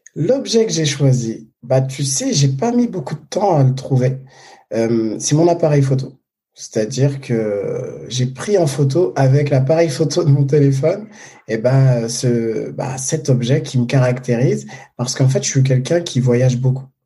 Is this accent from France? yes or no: yes; Paris, Île-de-France, France; je suis né à Paris